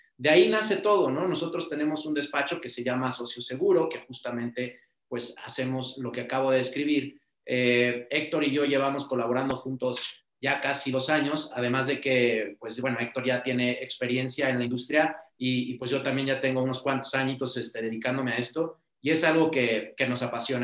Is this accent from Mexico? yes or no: yes; Mexico; nosotros como mexicanos y latinos